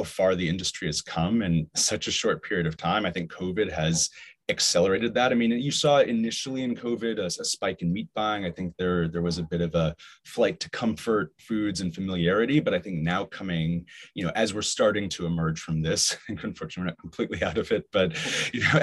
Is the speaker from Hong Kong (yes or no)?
yes; Hong Kong; growing up in Hong Kong